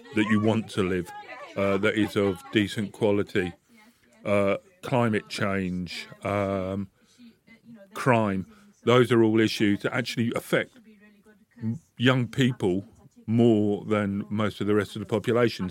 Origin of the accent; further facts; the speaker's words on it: London, United Kingdom; moved away as an adult; now in Bradford, United Kingdom; I came up here from London. I was born and bred in London.